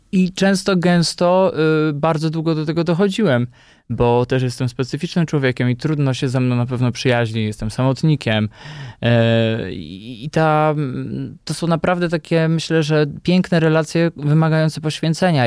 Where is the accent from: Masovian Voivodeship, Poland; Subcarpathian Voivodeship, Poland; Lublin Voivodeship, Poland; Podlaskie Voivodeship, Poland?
Subcarpathian Voivodeship, Poland; Podkarpacie; now in Warsaw, Poland; Ja jestem, y, chłopakiem, który pochodzi z prowincji, z Podkarpacia i przez wiele lat przyjeżdżając tutaj do Warszawy, może trochę wstydziłem się tego pochodzenia, że jestem z wioski